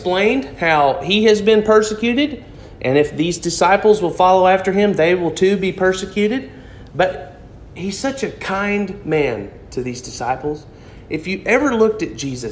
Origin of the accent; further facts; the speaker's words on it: Harrison, Arkansas, United States; I'm from Harrison originally